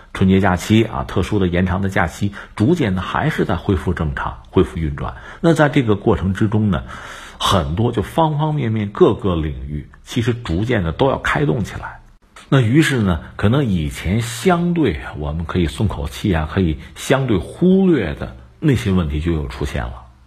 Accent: China; 让我们中国人听起来其实是温暖的

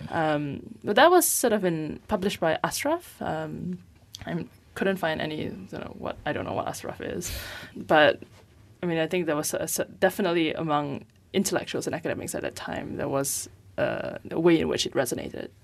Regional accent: Penang, Malaysia; I grew up in Penang, which is, you know, relatively far away from the kind of, like, pull of this, of K L

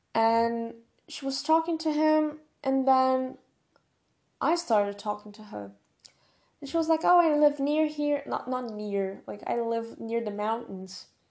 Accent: Brazil; first language Portuguese; English is a second language

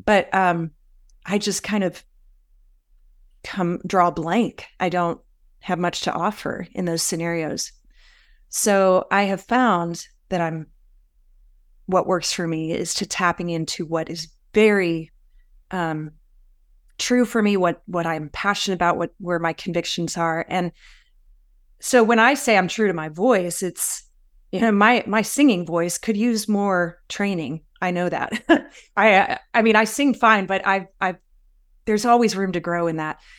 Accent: the South, United States; also born or lived in Raleigh, North Carolina; I grew up a lot in the South and in the church.

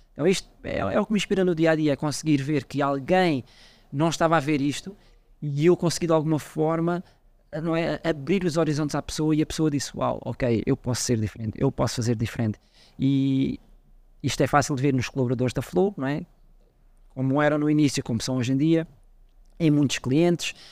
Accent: Portugal; now in Mozambique; Eu, eu como sou português

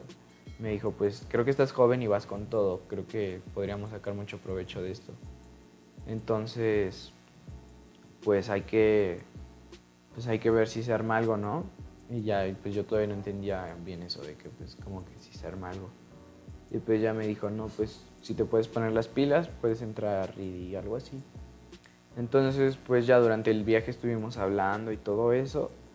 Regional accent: Mexico City, Mexico; soy de la ciudad

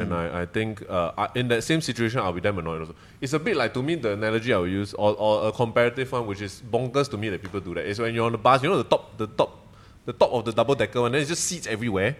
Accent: Singapore; also born or lived in Malaysia; I grew up here, essentially, like, from seven onwards

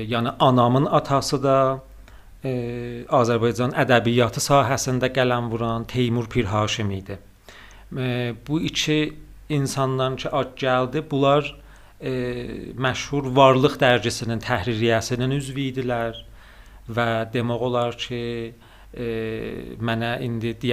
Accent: Tabriz, East Azerbaijan, Iran; Sərdariniya Şəmsi tarixi ilə 1365-ci ildə Təbrizdə anadan olmuşam. Fərhəngi və qələm sahəsində çalışan bir ailədə

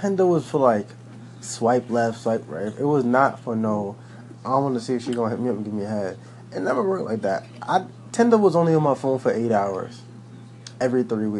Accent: New York City, New York, United States; I'm from Brooklyn. I'm from Coney Island

